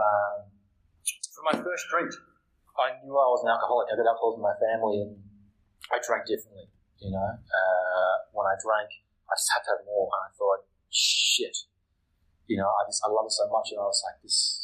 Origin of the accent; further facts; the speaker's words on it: Melbourne, Victoria, Australia; I'm from Melbourne, Victoria